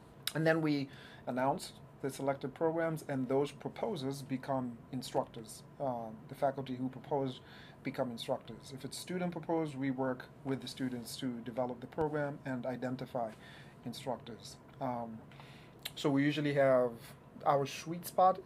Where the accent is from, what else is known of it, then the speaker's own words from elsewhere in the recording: Nairobi, Kenya; now in New York, United States; I am from Nairobi, Kenya, born and raised